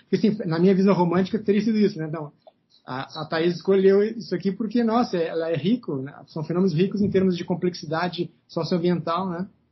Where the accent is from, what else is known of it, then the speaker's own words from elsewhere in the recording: Pelotas, Rio Grande do Sul, Brazil; now in Brasília, Brazil; sou de Pelotas, né? Eu, sou, eu nasci lá